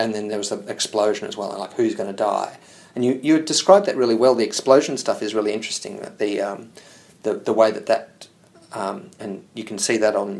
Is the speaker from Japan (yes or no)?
no; Hawthorn, Victoria, Australia; I grew up in Hawthorne